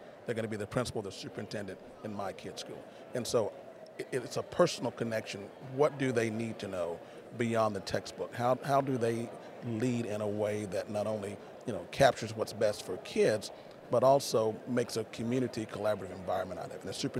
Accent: Kilgore, Texas, United States; But I grew up in Kilgore

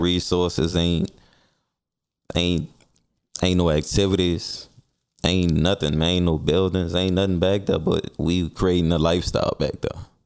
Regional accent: New Orleans, Louisiana, United States; I'm from the Saint Bernard Housing Development

